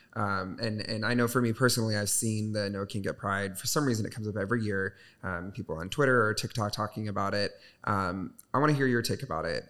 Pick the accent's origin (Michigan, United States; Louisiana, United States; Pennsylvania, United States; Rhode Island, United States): Michigan, United States; now in Chicago, United States; I'm from Michigan